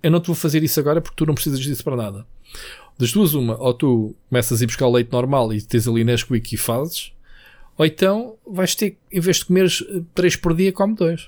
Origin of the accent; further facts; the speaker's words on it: Trafaria, Lisbon, Portugal; Quando era puto, eu morava na Trafaria